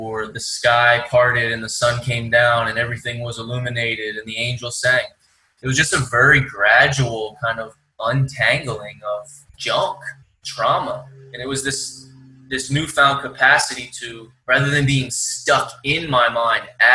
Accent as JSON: {"language": "English", "town": "Philadelphia", "region": "Pennsylvania", "country": "United States", "moved": "yes", "said": "I come from Philly on the East Coast"}